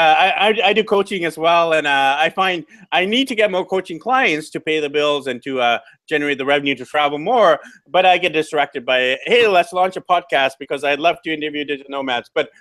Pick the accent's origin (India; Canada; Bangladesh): Canada; now in South America; I'm actually from Canada